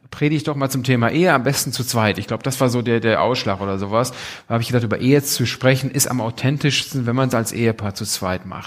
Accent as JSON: {"language": "German", "town": "Bünde", "region": "North Rhine-Westphalia", "country": "Germany", "tie": "born or raised there", "said": "Bünde ist so meine Heimat. Ich bin jetzt zur Schule gegangen"}